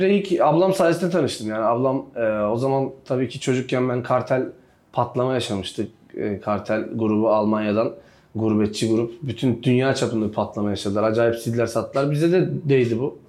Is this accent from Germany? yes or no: no; Bulgaria; 7 ee, Mart 1990'da Bulgaristan'da doğdum. Bulgaristan göçmeni bir ailenin çocuğuyum.